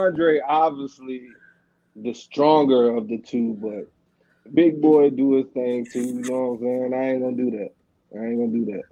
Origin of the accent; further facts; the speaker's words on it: East Coast, United States; I'm from the East.